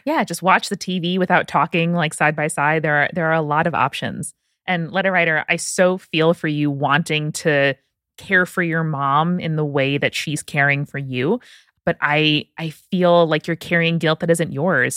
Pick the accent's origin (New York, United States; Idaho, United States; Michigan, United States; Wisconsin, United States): New York, United States; Nassau County, Long Island; I am from Nassau County, Long Island, so about as anti-folksy as you can possibly get in the U S.